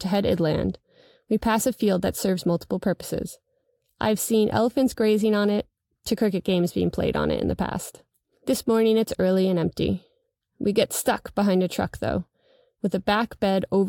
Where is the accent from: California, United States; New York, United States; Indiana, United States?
New York, United States; I am a New Yorker